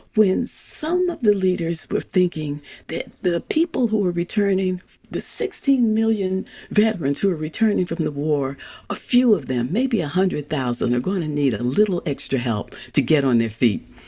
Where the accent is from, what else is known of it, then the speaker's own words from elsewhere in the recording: St. Louis, Missouri, United States; I grew up in St. Louis, Missouri.